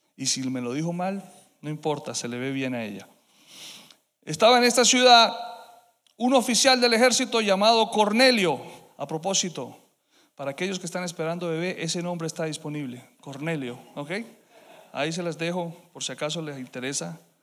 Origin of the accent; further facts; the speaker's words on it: Colombia; moved away; me tocó a mí ser colombiano